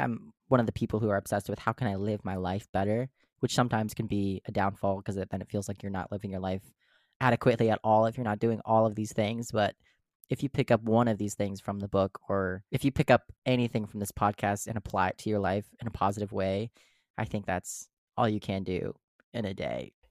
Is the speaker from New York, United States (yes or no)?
no; Carver, Minnesota, United States; I grew up in Carver, Minnesota